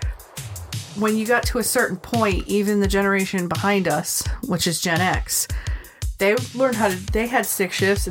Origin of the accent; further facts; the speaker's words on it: United States; I'm American